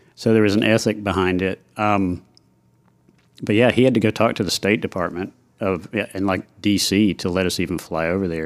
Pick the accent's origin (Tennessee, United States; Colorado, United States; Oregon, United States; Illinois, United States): Tennessee, United States; Knoxville; moved away as an adult; now in Nashville, United States; I grew up in Knoxville